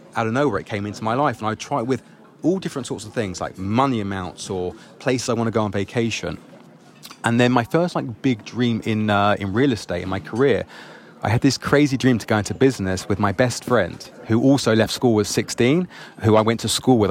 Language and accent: English; London, United Kingdom; I grew up in England, London.